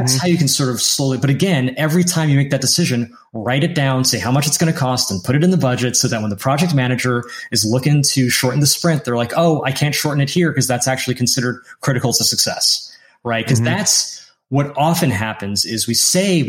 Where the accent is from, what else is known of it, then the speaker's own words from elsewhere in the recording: the North, United States; first language English; I grew up in America. I am a full citizen.